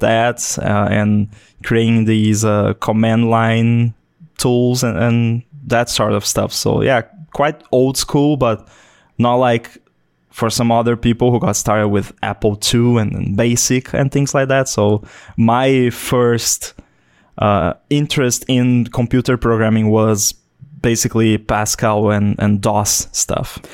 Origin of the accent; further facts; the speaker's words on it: Brazil; also born or lived in Florianópolis, Santa Catarina; I'm from Brazil